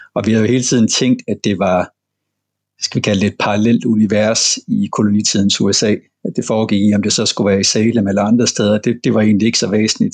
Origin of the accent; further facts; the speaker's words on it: Southern Jutland, Southern Denmark, Denmark; Jeg er simpelthen indfødt sønderjyde, og det betød, at vi havde let adgang til små, simple spil fra, fra Tyskland, da jeg var barn